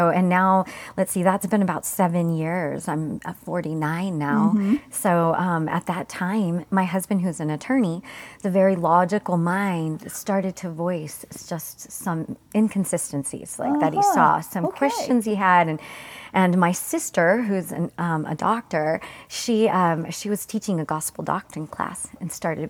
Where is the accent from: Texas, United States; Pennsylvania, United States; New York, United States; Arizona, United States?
Arizona, United States; Mesa; also born or lived in Gilbert, Arizona; all our years growing up in Mesa and Gilbert, Arizona, we had never met a Christian in our lives.